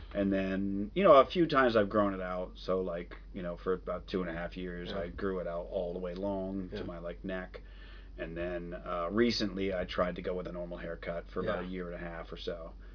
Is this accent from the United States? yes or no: yes; Phoenix, Arizona, United States; I grew up in Phoenix.